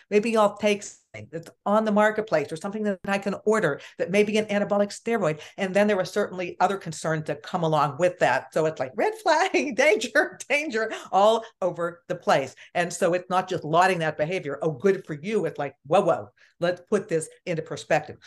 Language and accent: English; Pittsburgh, Pennsylvania, United States; I am from Pittsburgh